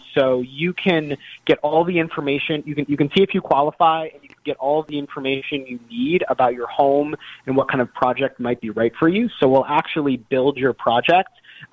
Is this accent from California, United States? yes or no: no; Oak Park, Illinois, United States; moved away; also born or lived in Glen Ellyn, Illinois; I grew up in the Chicagoland area. I grew up in Oak Park in Glen Ellen